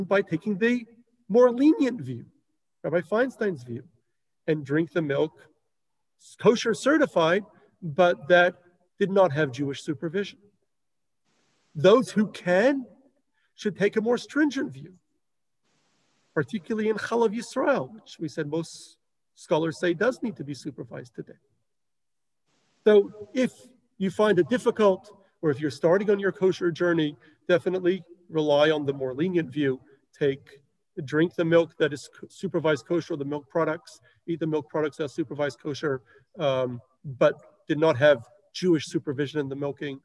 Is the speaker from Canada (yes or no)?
no; Melbourne, Victoria, Australia; where I grew up in Melbourne